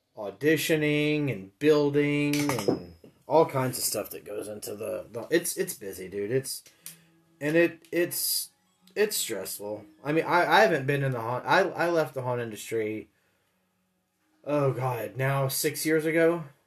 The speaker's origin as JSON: {"language": "English", "town": "Memphis", "region": "Tennessee", "country": "United States", "tie": "born or raised there", "moved": "yes", "said": "the reason I left Memphis was because dad got a job up here"}